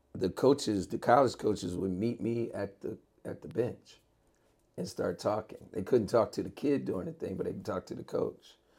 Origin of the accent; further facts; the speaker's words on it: Maryland, United States; moved away; I grew up in Maryland.